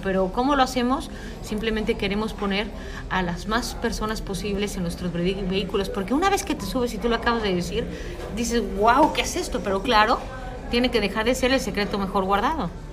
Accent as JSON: {"language": "Spanish", "country": "Mexico", "said": "yo soy mexicana"}